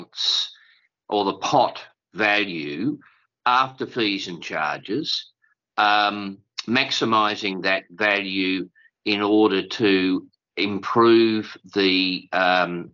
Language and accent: English; Tasmania, Australia; also born or lived in Kingston upon Thames, England; I'm a modest Australian, a modest Tasmanian